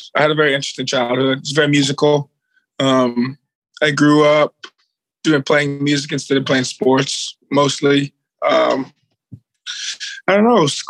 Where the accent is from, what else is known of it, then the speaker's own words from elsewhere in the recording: Richmond, Virginia, United States; moved away as an adult; now in Los Angeles, United States; I'm from Richmond, Virginia. I moved out here 8 years ago.